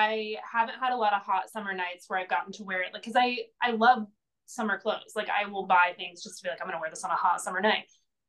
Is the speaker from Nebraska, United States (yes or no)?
no; Indiana, United States; also born or lived in Portland; now in Los Angeles, United States; I'm from Indiana